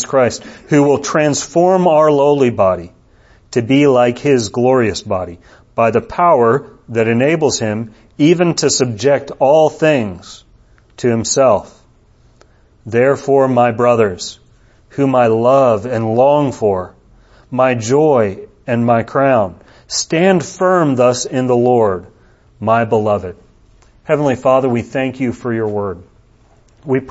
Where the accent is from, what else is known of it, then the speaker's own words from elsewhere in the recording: United States; As a U.S. citizen living here, I'm controlled by the laws of the United States.